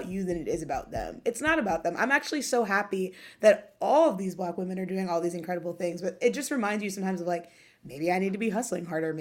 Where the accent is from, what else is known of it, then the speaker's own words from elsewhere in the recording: Ohio, United States; now in New York City, United States; I'm from Ohio